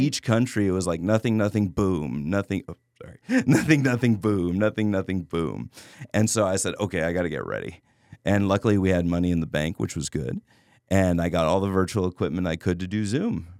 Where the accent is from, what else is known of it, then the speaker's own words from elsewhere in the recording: Laredo, Texas, United States; I grew up in Laredo